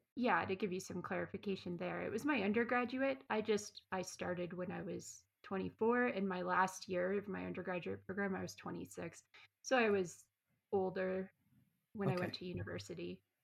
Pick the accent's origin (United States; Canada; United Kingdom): Canada; moved away as an adult; also born or lived in New Zealand / Australia; I grew up in Canada